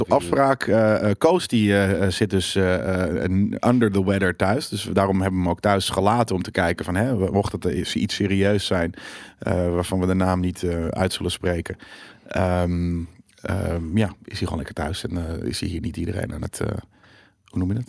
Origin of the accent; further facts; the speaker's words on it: near Wormerveer, North Holland, Netherlands; het is vlakbij waar ik vandaan kom.